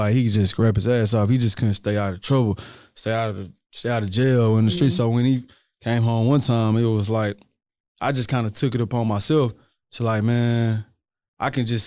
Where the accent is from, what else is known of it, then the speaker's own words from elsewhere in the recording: Houston, Texas, United States; also born or lived in Port Arthur; I'm from the south side. I'm from Iron Clark